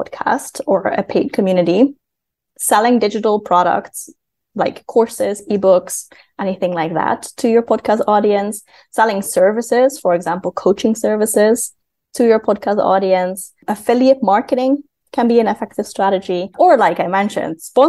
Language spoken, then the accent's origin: English; Netherlands; moved away; I am from the Netherlands, but I work mostly with clients from the United States